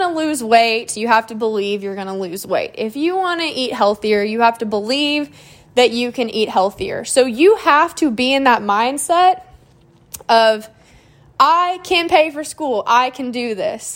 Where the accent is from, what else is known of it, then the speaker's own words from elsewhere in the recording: Moore, Oklahoma, United States; I'm from Moore, so this school is about 20 minutes away